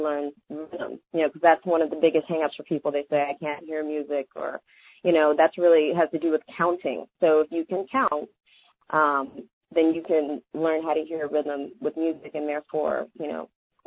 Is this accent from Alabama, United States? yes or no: yes; Alabama, United States; I'm from Alabama